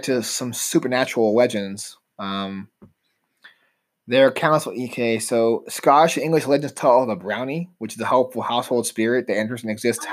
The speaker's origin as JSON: {"language": "English", "country": "United States"}